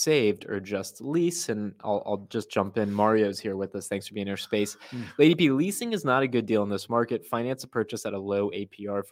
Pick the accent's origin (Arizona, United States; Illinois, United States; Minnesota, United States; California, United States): Arizona, United States; this was the zip code that I grew up in Arizona